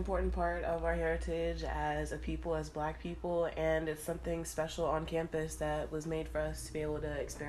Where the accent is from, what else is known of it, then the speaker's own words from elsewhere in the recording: Maryland, United States; moved away as an adult; now in North Carolina, United States; I was a little bit homesick because I was from Maryland. Oh, I'm from Maryland.